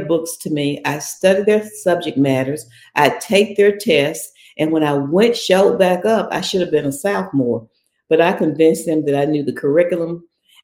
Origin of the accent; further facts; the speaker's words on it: Olive Branch, Mississippi, United States; moved away; I was born in Mississippi. In fact, I'm in my hometown.